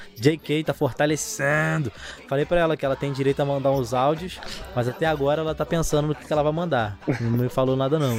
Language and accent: Portuguese; São Gonçalo, Rio de Janeiro, Brazil; Carioca, não sou carioca, não, tá ligado? Sou gonçalense